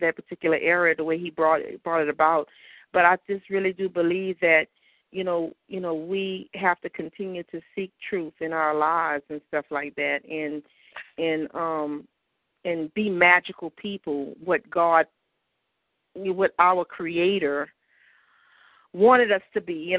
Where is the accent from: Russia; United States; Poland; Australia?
United States; the South; when you grow up in the South, and you know, in Christianity